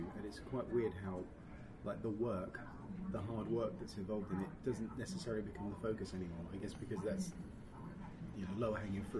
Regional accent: Canterbury, South East England, United Kingdom; moved away; Canterbury, which is my hometown back in Kent, in England.

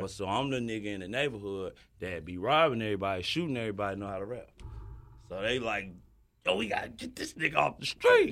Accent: Decatur, Georgia, United States; also born or lived in Lafayette; I was born in Decatur, like, literally Decatur

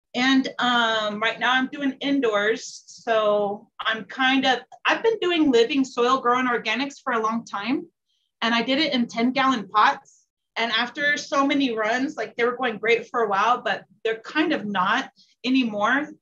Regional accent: California, United States; now in Colorado, United States; I'm originally from California. I lived at a few states, landed in Colorado because I liked it the most

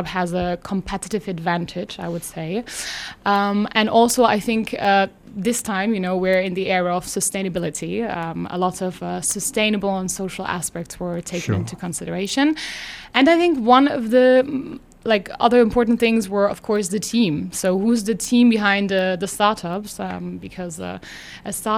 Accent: Germany; now in Luxembourg; I'm from Germany

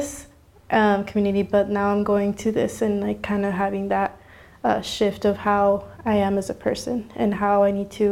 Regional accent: Phoenix, Arizona, United States; I come from the West Phoenix area

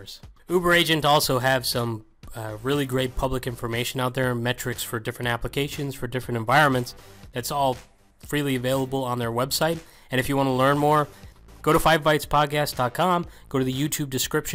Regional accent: Galway, Connacht, Ireland; moved away; I just got back from a trip to my hometown

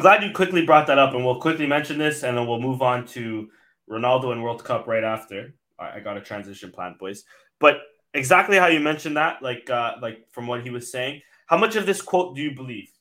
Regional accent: Canada; I grew up here in Canada, so like my family is like few and far between

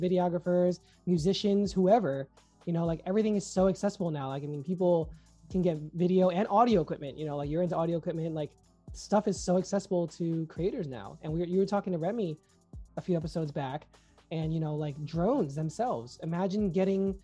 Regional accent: New York, United States; I'm from New York

